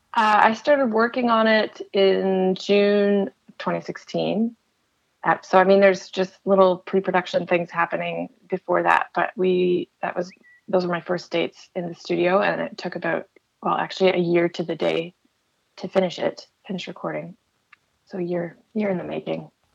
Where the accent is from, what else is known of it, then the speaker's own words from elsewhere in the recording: Chatham, Ontario, Canada; moved away as an adult; also born or lived in Windsor, Ontario; now in Toronto, Canada; I was born in Chatham and I, I lived there for uh, a lot of my life.